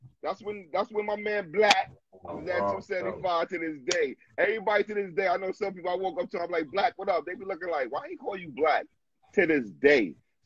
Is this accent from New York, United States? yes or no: yes; New York City, New York, United States; I'm from Brownsville.